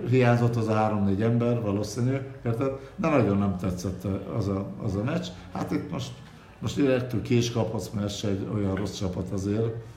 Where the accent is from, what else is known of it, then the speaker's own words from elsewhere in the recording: Budapest, Hungary; Én vagyok az igazi fradista, aki, aki ott születtem kilencben ben A lakásos a 9 kerületben